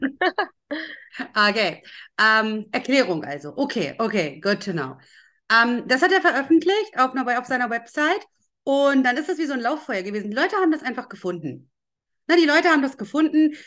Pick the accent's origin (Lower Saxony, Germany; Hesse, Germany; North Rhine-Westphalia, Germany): Lower Saxony, Germany; ich war ja zu der Zeit in Schule